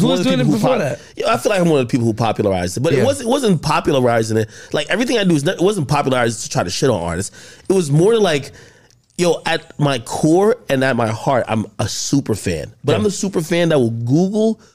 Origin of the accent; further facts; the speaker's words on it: Jamaica; now in United States; I'm from Jamaica, so that just that immigrant mindset